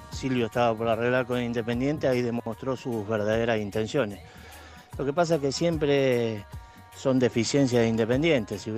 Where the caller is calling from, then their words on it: Neuquén, Argentina; de Noquén.